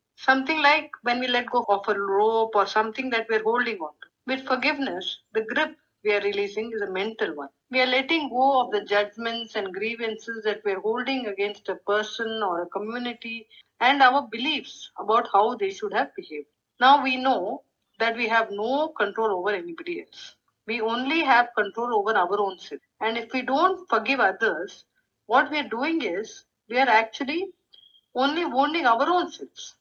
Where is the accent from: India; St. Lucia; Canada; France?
India; North India; I grew up in North India